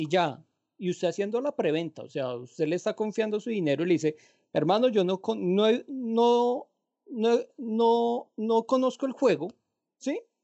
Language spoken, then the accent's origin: Spanish; Colombia; yo soy bien colombiano